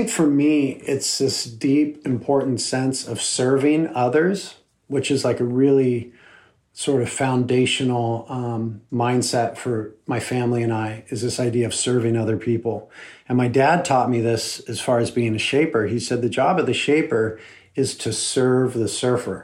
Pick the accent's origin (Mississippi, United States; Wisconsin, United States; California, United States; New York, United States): California, United States; Santa Barbara; here in my hometown